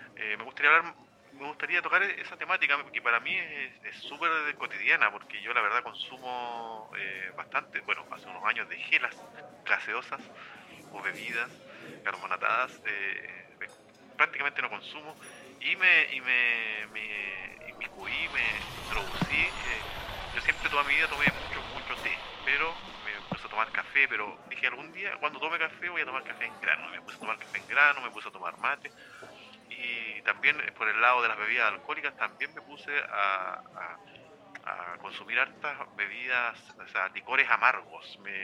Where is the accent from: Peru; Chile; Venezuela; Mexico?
Chile